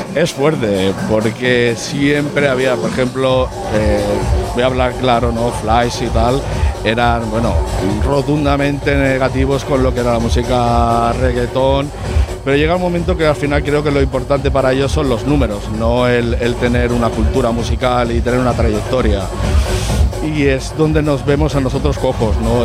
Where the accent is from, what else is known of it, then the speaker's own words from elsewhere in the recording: Sabadell, Catalonia, Spain; soy de Sabadell de toda la vida